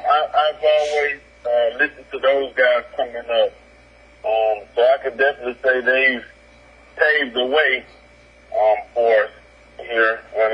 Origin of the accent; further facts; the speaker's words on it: the South, United States; I'm from the South